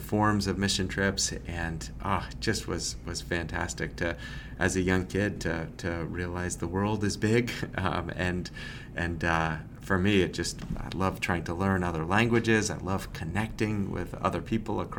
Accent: Massachusetts, United States; now in Lancaster, Pennsylvania, United States; I grew up in Massachusetts

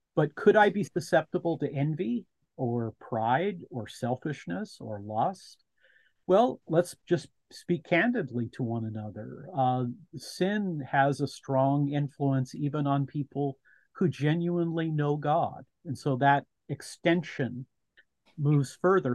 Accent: United States; as an American.

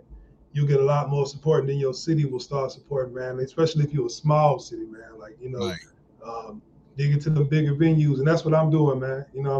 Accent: South Bend, Indiana, United States; I hail from South Bend, Indiana. It was pretty cool growing up in Indiana, man. You know, it's kind of rough. You know what I'm saying? We're in between Chicago and Detroit

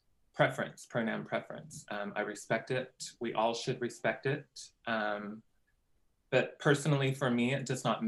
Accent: Cordell, Oklahoma, United States; I grew up in Cordell, which is down there by southwestern Oklahoma

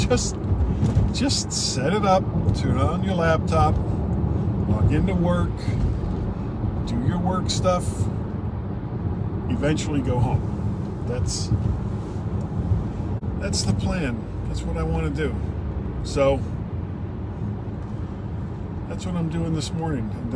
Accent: South Florida, United States; when I was a small boy growing up in South Florida

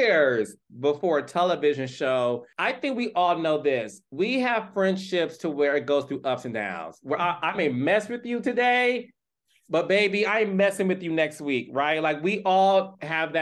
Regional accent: Detroit, Michigan, United States; I'm from Detroit

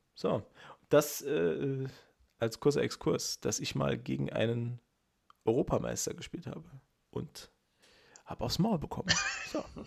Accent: Saarland, Germany; als Saarländer

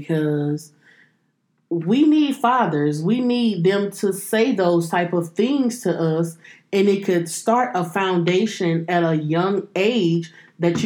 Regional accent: Louisiana, United States; growing up in Louisiana, and granddaddy's room was right across from mine

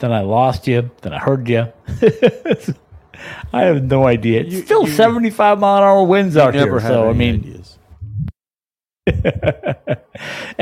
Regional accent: Minnesota, United States; moved away; I'm from Minnesota originally

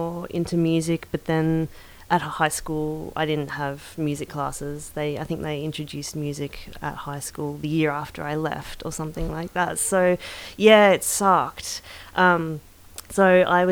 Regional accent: Ferntree Gully, Victoria, Australia; I grew up in Ferntree Gully

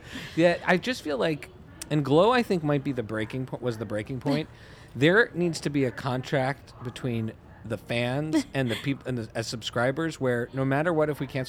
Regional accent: Canada; I grew up in Canada

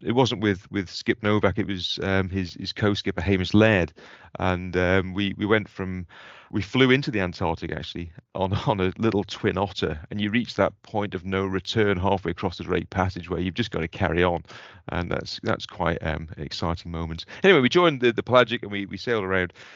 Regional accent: Port St Mary, Isle of Man; moved away as an adult; now in Scotland; I grew up on the Isle of Man

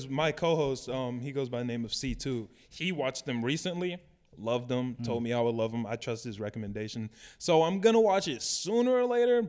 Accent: Oak Park, Illinois, United States; So I'm from Oak Park, Illinois. Right. That's where I was born and raised.

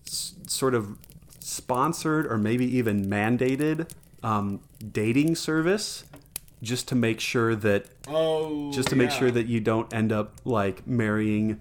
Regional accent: United States; I also love being an American and living in this nation.

